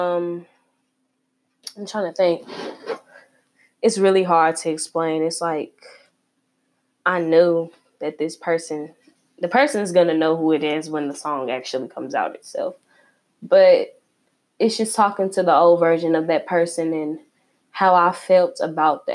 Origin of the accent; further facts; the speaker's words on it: Chicago, Illinois, United States; I'm repping my hometown, Chicago, Northside